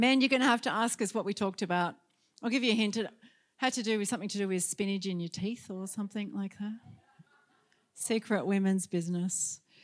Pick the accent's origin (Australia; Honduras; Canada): Australia; Sydney, New South Wales; in Sydney, in my hometown